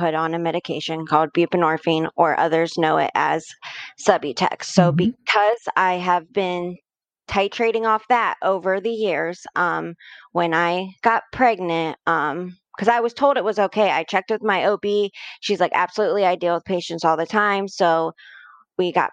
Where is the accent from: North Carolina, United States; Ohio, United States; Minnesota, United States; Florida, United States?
Ohio, United States; Mansfield; I'm born and raised in Mansfield, Ohio